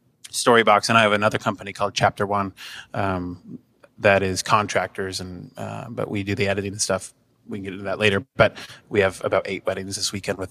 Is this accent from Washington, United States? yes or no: yes; Seattle, Washington, United States; moved away as an adult; now in Cleveland, United States; We're originally from Seattle